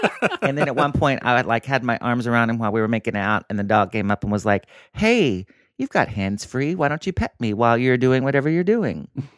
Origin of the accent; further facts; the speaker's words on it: McAlester, Oklahoma, United States; Which is where my hometown is. They finally got one.